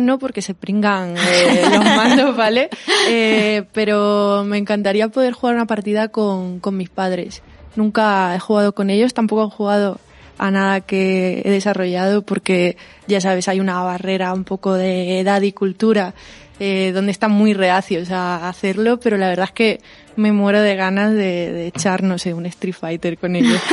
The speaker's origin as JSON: {"language": "Spanish", "town": "Huelva", "region": "Andalusia", "country": "Spain", "tie": "born or raised there", "said": "yo soy de Huelva"}